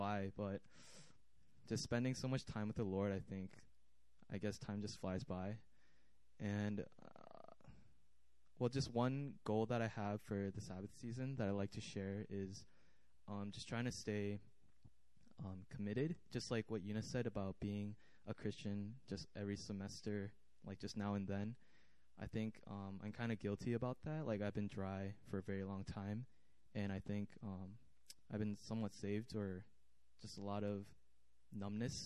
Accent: Shanghai, China; now in Seoul, South Korea; I'm from Shanghai

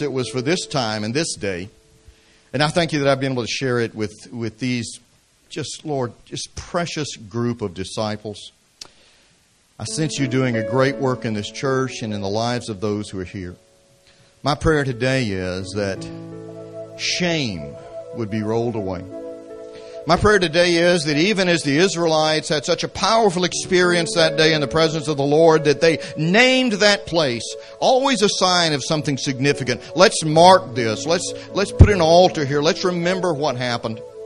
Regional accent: Atlanta, Georgia, United States; I grew up in the city. I grew up in Atlanta, Georgia.

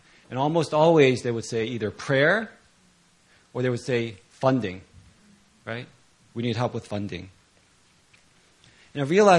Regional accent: Virginia, United States; So I grew up in Virginia, not too far from Philly.

